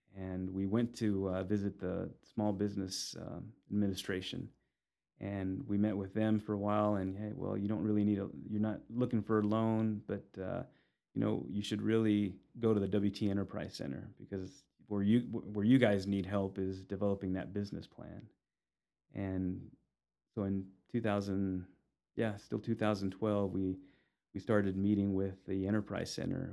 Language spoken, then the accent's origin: English; Amarillo, Texas, United States; also born or lived in Los Angeles, California; Amarillo is home. Uh, I was born in Los Angeles, and my my parents moved us to Amarillo when I was about eight years old. So most of my memories are here, and this is this is home